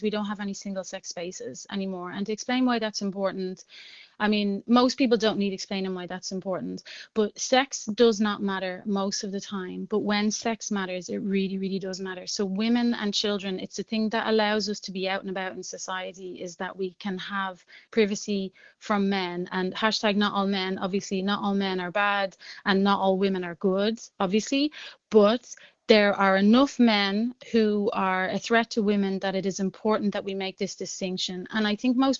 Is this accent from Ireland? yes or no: yes; Dublin, Leinster, Ireland; moved away as an adult; now in Brussels, Belgium; I grew up very poor in Jobstown in the 80s